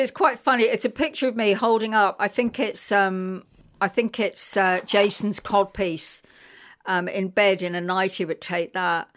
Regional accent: London, United Kingdom; accent: English; moved away as an adult; also born or lived in Hendon, London; now in Ireland; I was brought up Irish in London and I still have this little English accent. I've been here for thirty-five years

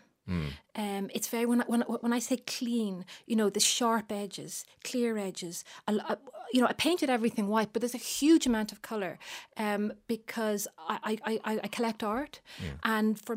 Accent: Bray, Leinster, Ireland; I was brought up in Bray, County Wicklow

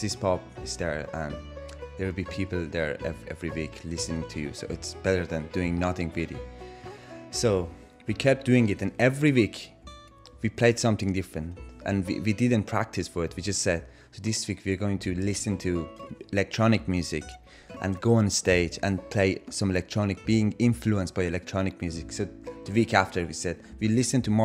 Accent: Iran; now in Dublin, Ireland; I'm from Iran

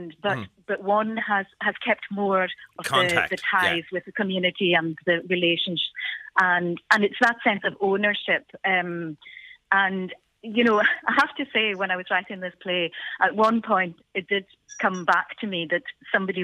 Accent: Isle of Lewis, Scotland, United Kingdom; first language Scottish Gaelic; English is a second language; now in Glasgow, United Kingdom; I'm from the Isle of Lewis, and I was born, brought up there. My first language is Gaelic, but I do live in the city of Glasgow

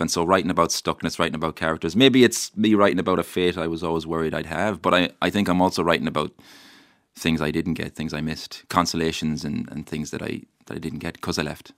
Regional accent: Mayo, Connacht, Ireland; the place I love where I'm from. Uh, I love my home, I love my hometown, I, I love my, my county

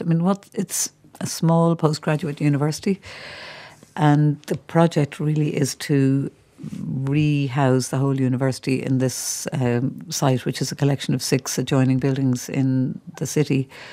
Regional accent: Ireland; we're Irish people coming here

